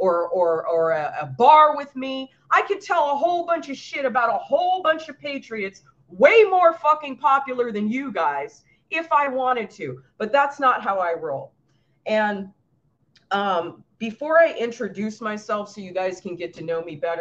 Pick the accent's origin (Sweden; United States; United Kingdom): United States; Los Angeles, California; I grew up in LA. I like to tell people that I grew up in Hollywood because I actually did grow up in Hollywood